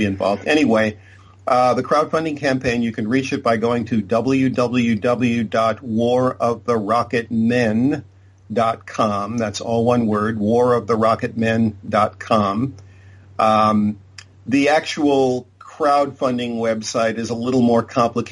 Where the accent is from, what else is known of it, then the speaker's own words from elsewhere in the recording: Boston, Massachusetts, United States; moved away as an adult; also born or lived in Southern California; I'm originally from Boston, Massachusetts. When I first came out to Southern California